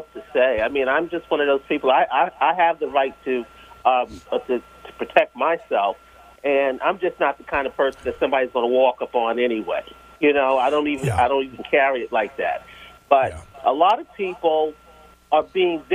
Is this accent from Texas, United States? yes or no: no; New York, United States; now in Baltimore, United States; I'm from New York